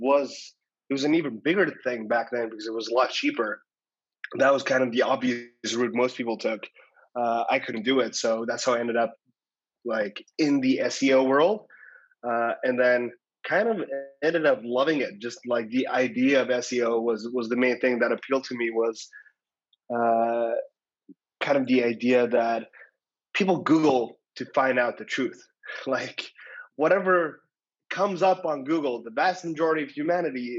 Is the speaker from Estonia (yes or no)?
yes; Estonia; moved away; I'm originally from Estonia